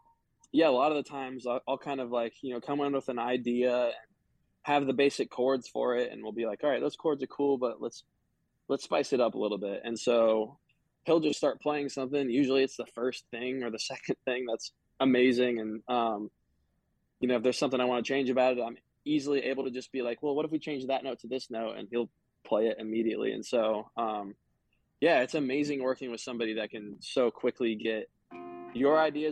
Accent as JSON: {"language": "English", "region": "Indiana", "country": "United States", "tie": "born or raised there", "moved": "as an adult", "lives_now": "Los Angeles, United States", "said": "my hometown, my home state"}